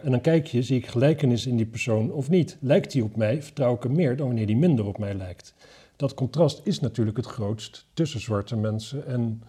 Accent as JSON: {"language": "Dutch", "town": "Wapserveen", "region": "Drenthe", "country": "Netherlands", "said": "waar ik vandaan kom, Wapserveen"}